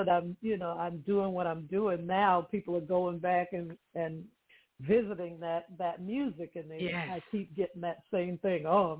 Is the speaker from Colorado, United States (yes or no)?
no; Boston, Massachusetts, United States; moved away as an adult; now in Los Angeles, United States; I'm from Boston, Massachusetts, first of all.